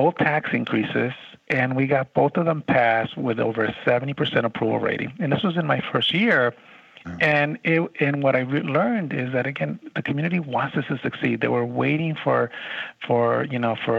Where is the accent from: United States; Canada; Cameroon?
United States; Chicago, Illinois; moved away as an adult; also born or lived in Nevada; now in San Antonio, United States; I grew up in Chicago, worked in the Chicago Public Schools